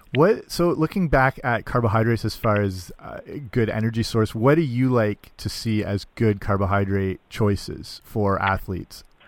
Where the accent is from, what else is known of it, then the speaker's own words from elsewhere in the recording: London, Ontario, Canada; School of Kinesiology here in my hometown at Western University